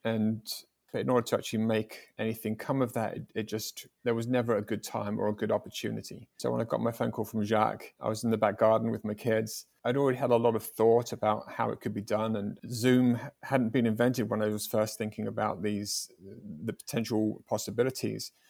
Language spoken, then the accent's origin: English; England, United Kingdom; I was from England.